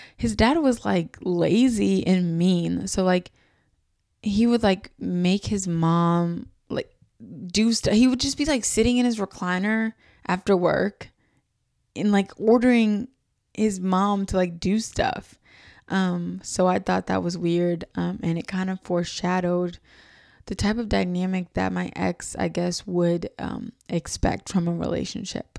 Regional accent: New York City, New York, United States; I was from New York City

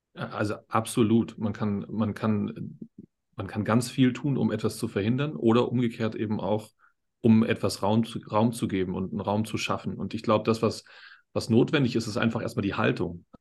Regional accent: Berlin, Germany; now in Upper Bavaria, Germany; Ich komme aus Berlin, wie, wie, du auch.

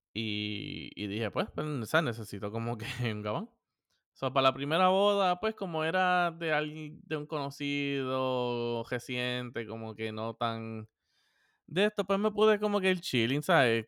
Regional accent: Puerto Rico; somos boricua

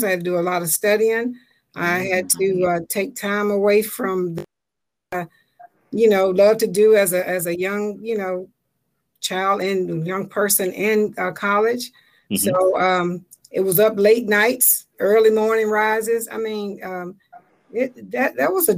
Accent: Memphis, Tennessee, United States; moved away as an adult; now in DMV (Washington metropolitan area), United States; I'm originally from Memphis, Tennessee

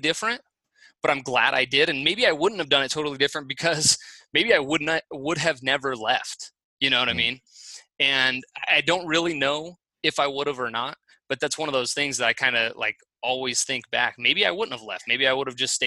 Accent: Fresno, California, United States; moved away as an adult; also born or lived in San Luis Obispo, California; now in Boise, United States; I'm born and raised in Fresno.

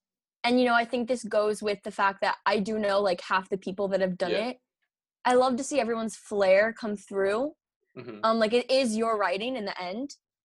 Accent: Florida, United States; moved away as an adult; also born or lived in Boston; I'm from Florida.

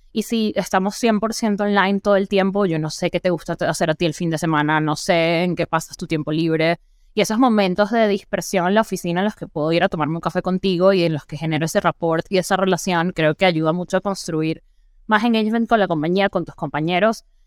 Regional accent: Venezuela; now in Mexico; soy venezolana

